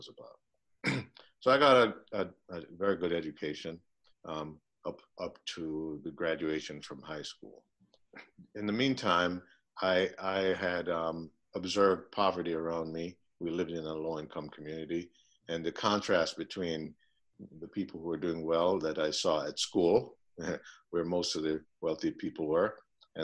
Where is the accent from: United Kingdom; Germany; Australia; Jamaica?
Jamaica; moved away as an adult; now in Minneapolis, United States; I'm from Jamaica